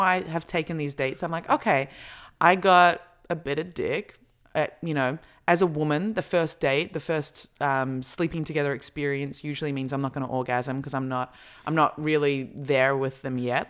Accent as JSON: {"language": "English", "country": "Australia"}